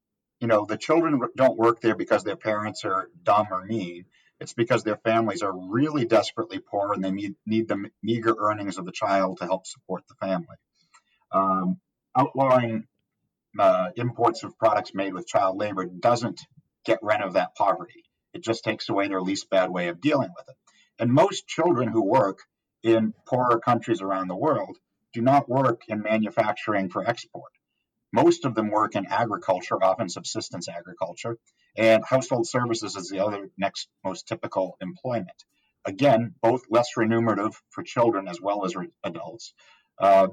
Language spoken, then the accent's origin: English; Massachusetts, United States; now in Texas, United States; my home state, or the home state of Massachusetts